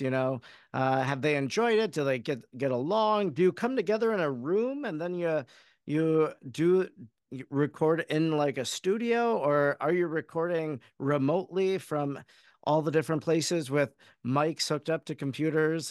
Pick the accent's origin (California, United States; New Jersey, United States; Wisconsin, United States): Wisconsin, United States; Oconto; I grew up in Oconto, Wisconsin